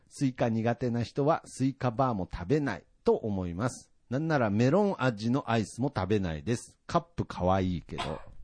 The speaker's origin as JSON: {"language": "Japanese", "town": "Nagoya", "region": "Aichi", "country": "Japan", "tie": "born or raised there", "also_born_or_lived": "Tokyo / Okinawa"}